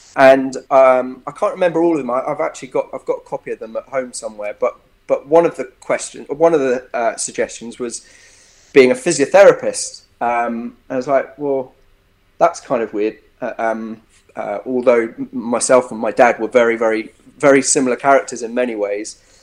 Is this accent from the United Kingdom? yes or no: yes; Epsom, South East England, United Kingdom; moved away; also born or lived in Bristol; grew up in, in Epsom. I was born in Epsom in Surrey.